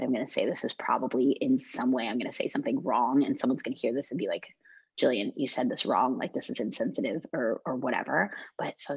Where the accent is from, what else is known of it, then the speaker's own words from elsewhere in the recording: United States; growing up in the States